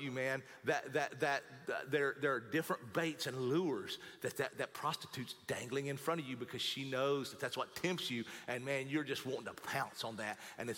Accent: United States; I am an American, but above my American flag is my Christian flag

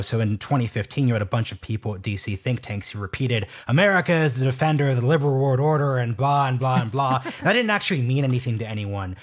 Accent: Oregon, United States; now in Washington, D.C., United States; I'm from Oregon, so maybe I've sort of lost touch with my roots here

